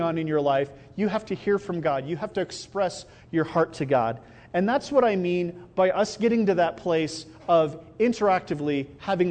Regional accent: Iowa, United States; also born or lived in Albuquerque; now in Rio Rancho, United States; I grew up in Iowa

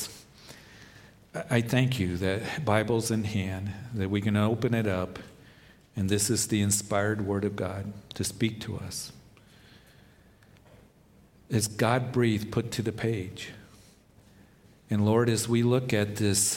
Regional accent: Topeka, Kansas, United States; when I was about 10 years old, growing up in Kansas in Topeka

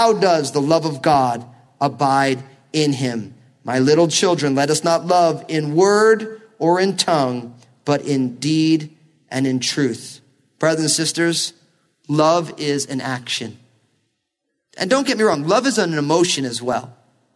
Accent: New Jersey, United States; growing up in New Jersey

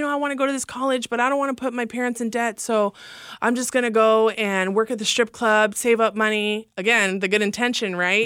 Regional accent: Los Angeles, California, United States; also born or lived in Fresno, California / Oklahoma City, Oklahoma; we lived right there on Hollywood Boulevard

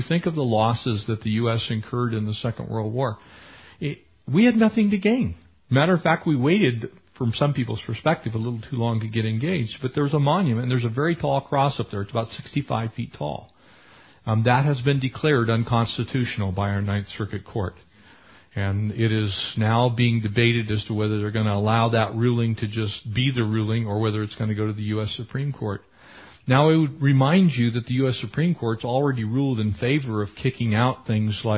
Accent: San Diego, California, United States; also born or lived in Escondido, California; now in Running Springs, United States; I am a San Diego native. I was born in Escondido in San Diego County. I grew up in San Diego County, went all the way through high school and into college in San Diego County

